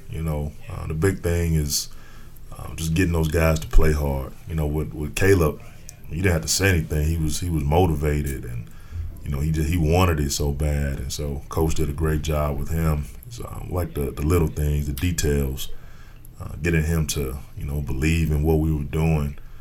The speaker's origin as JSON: {"language": "English", "town": "Gary", "region": "Indiana", "country": "United States", "said": "I'm from Gary, Indiana"}